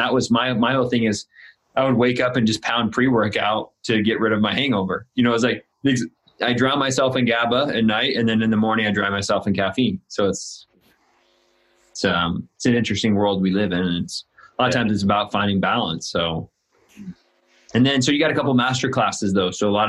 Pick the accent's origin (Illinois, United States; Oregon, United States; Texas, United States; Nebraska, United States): Illinois, United States; now in California, United States; I'm in Southern California and I moved here from Illinois, which is in the Midwest, a small town, 3,000 people.